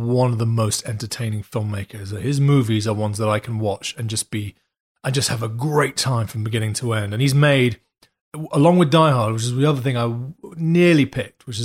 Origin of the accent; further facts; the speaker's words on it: Morocco; I was raised in Morocco